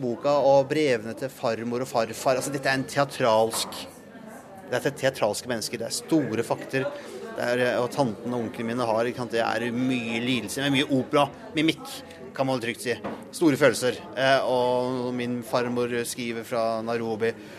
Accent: Langesund, Telemark, Norway; jeg er jo fra Langsund

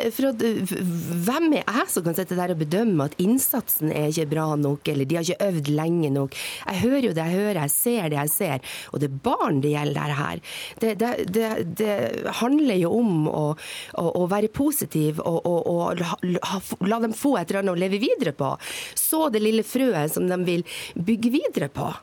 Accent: Northern Norway, Norway; jeg er nordlending

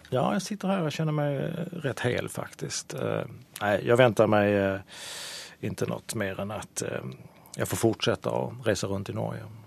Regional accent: Sweden; i mitt hemland Sverige

